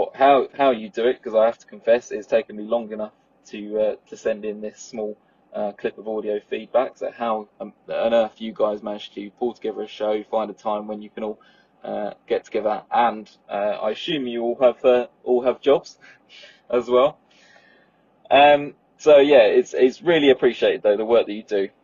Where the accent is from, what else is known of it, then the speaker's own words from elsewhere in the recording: Southend-on-Sea, East of England, United Kingdom; I'm from Southend, home to PTUK's favourite airport